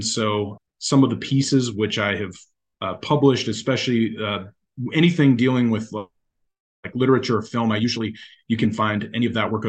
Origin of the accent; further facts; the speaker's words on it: United States; I'm an American here for many, many generations. My roots are in the West and in the South